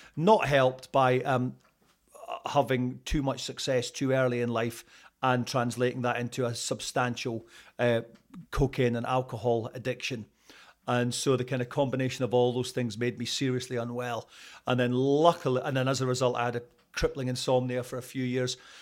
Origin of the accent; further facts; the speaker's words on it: Scotland, United Kingdom; accent: Scottish; moved away as an adult; also born or lived in Canada / Toronto; being Scottish